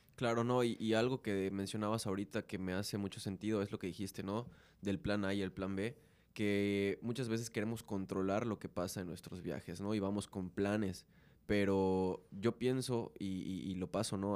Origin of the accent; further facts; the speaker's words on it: Mexico; En esta burbuja cultural que tenemos como mexicanos